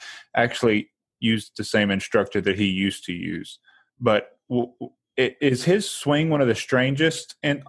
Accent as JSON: {"language": "English", "town": "Memphis", "region": "Tennessee", "country": "United States", "said": "I'm from the Memphis area."}